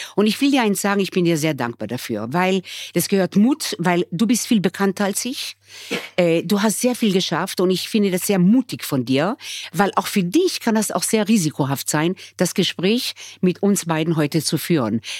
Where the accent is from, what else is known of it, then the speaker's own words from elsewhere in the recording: Israel; also born or lived in Germany; now in Austria; wir kommen äh, eigentlich aus Israel und sind integriert